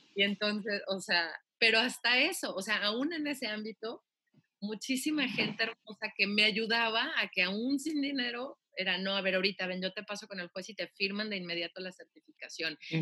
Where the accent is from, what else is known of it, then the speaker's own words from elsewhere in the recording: Guadalajara, Jalisco, Mexico; soy oriunda de Guadalajara, Jalisco. Nací un 11 de noviembre del 85.